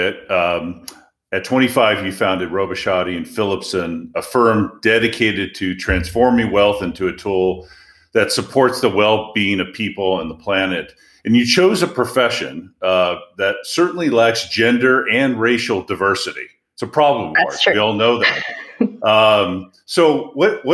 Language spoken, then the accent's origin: English; California, United States; Growing up in California